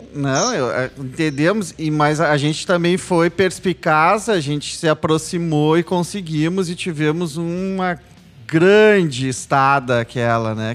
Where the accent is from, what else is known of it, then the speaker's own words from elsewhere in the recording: Rio Grande do Sul, Brazil; eu vinha de um processo de orgulho gaúcho idiótico, da, da, daquela coisa racista que eu cantava o hino do Rio Grande do Sul sem me aperceber